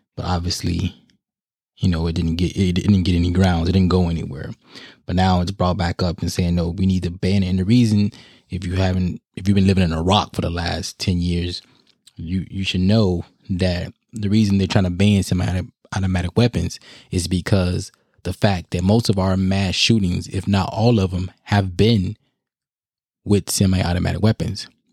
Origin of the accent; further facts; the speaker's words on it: United States; us as American people